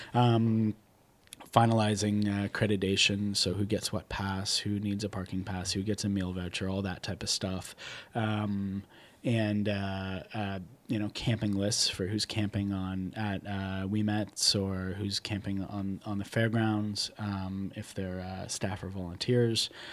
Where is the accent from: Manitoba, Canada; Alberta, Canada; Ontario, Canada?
Ontario, Canada; Newmarket; I'm from Newmarket, which is a suburb of Toronto